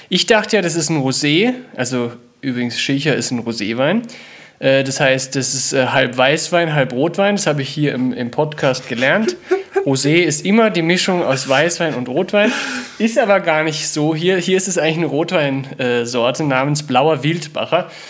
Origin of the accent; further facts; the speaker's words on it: Burgenland, Austria; ich gesagt, ich hätte Schächer gemacht, aber ich bin eigentlich aus dem Burgenland.